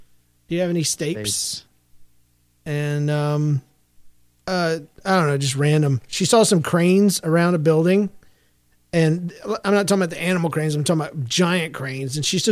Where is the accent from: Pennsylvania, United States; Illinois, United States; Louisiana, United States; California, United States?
Pennsylvania, United States; Philadelphia; I am from Philadelphia. I am in 8th grade now, and I attend a normal school.